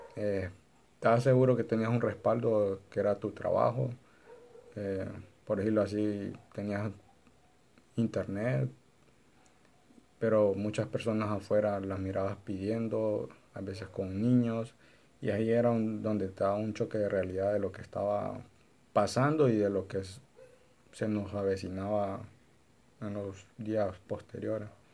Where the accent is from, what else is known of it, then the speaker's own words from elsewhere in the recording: Honduras; nosotros como hondureños